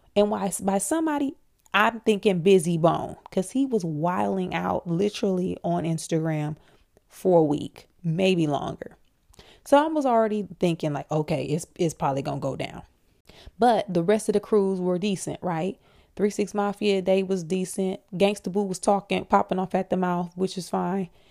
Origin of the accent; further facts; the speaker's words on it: Flint, Michigan, United States; I'm from Flint